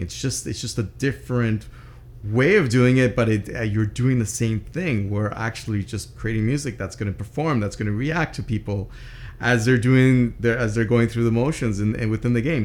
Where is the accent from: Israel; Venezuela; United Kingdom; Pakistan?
Venezuela; Andes Mountains of Venezuela, Venezuelan Andes; I grew up in the Andes Mountains of Venezuela